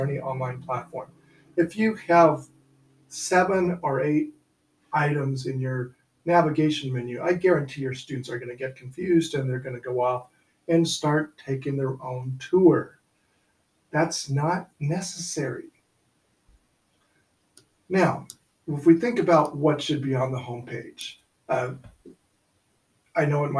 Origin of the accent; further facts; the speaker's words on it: above Sacramento, Northern California, United States; I grew up in Northern California, our trip began at home, and this is above Sacramento